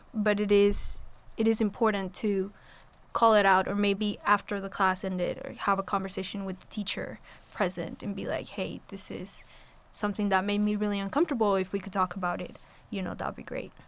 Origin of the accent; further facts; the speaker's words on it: Colombia; moved away; I'm from Colombia, and so my experience with going to a predominantly white school and navigating that system while being an international Hispanic student